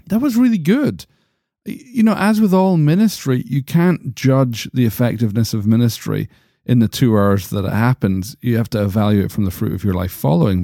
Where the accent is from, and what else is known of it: United States; accent: American